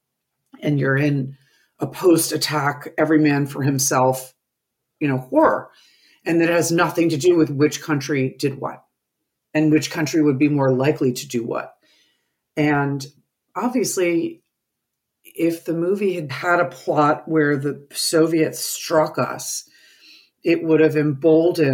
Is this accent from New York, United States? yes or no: yes; New York, United States; I grew up in New York